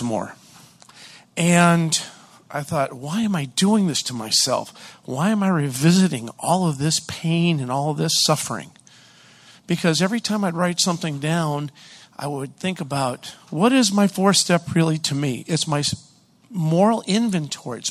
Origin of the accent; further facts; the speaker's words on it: Hollis, New Hampshire, United States; I'm from Hollis, New Hampshire